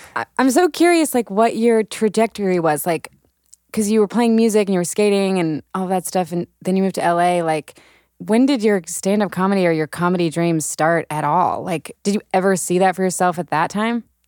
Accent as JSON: {"language": "English", "town": "Birmingham", "region": "Alabama", "country": "United States", "tie": "born or raised there", "moved": "yes", "said": "Allison and I, so we grew up in Birmingham"}